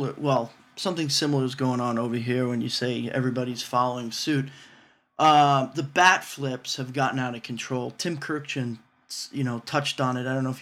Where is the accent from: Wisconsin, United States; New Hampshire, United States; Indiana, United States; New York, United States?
New York, United States; growing up in New York